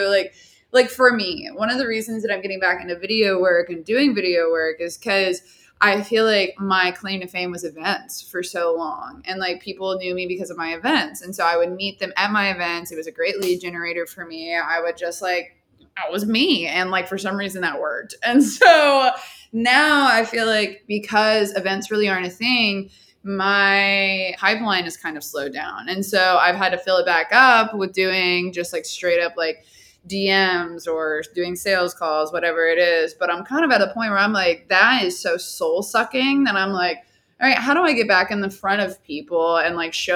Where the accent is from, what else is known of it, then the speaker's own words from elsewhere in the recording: Dallas, Texas, United States; I'm from Dallas